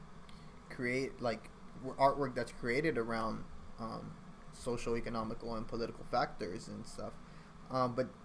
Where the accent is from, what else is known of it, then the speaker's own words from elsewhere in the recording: Los Angeles, California, United States; I came from South Central